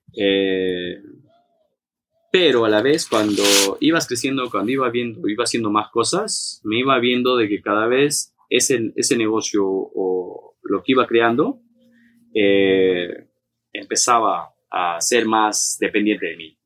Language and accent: Spanish; Peru; now in Mexico